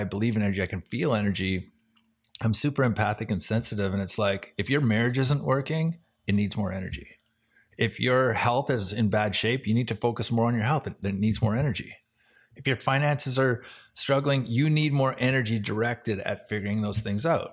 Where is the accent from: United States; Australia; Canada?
Canada; Vancouver, British Columbia; the Vancouver Canucks, which is cool 'cause that was my hometown